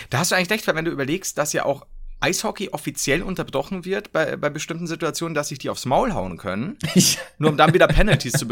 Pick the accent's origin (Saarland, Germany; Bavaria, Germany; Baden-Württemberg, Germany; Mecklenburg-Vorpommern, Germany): Bavaria, Germany; ich bin Bayer, ich habe keine Wahl.